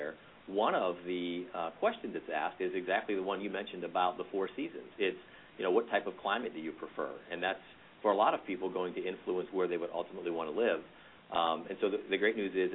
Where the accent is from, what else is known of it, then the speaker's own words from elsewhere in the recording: Pittsburgh, Pennsylvania, United States; moved away; I'm from Pittsburgh originally